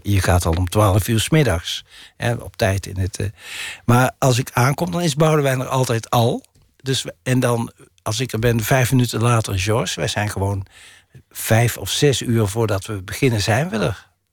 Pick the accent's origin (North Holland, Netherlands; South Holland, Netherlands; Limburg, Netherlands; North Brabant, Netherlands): North Brabant, Netherlands; accent: Brabantse tongval; Ik heb een Brabantse tongval